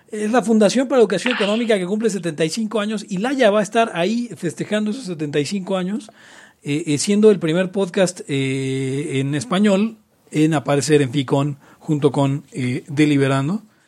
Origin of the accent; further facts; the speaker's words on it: Mexico; los libertarios mexicanos a veces, y latinoamericanos en general